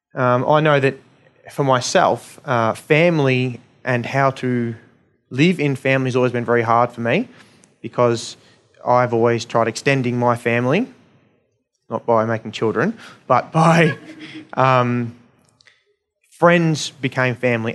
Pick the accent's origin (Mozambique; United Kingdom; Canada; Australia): Australia; being Australian, um, middle-class people